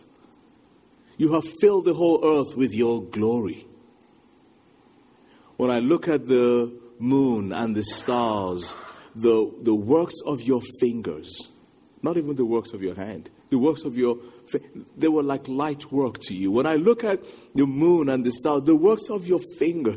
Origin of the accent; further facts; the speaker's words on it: Nigeria; moved away as an adult; now in England; I'm a Nigerian. When I went from Nigeria to England, going back a couple of decades now